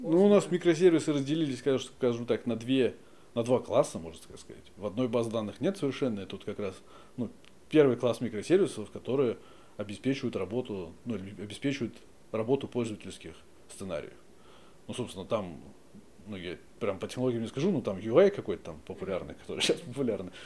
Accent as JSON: {"language": "Russian", "region": "Moscow", "country": "Russia", "tie": "born or raised there", "said": "Родился в Москве. Ну, здесь, недалеко, на судостроительной."}